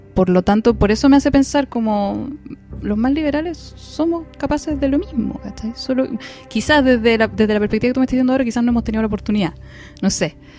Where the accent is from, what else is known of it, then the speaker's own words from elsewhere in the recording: Chile; soy chilena